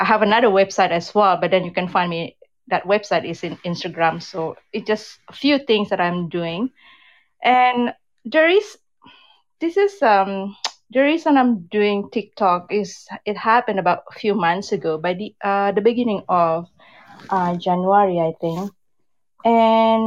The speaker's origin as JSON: {"language": "English", "region": "Jakarta", "country": "Indonesia", "tie": "born or raised there", "also_born_or_lived": "West Sumatra", "moved": "yes", "lives_now": "Vancouver, Canada", "said": "I'm from Indonesia originally. I was born in Sumatra, West Sumatra. But then I grew up in Jakarta, in the big city in Jakarta."}